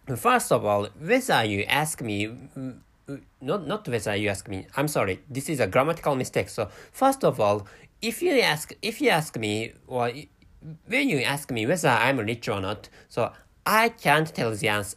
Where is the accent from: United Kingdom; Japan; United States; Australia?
Japan; first language Japanese; English is a second language; my mother tongue is Japanese language, and I live in Japan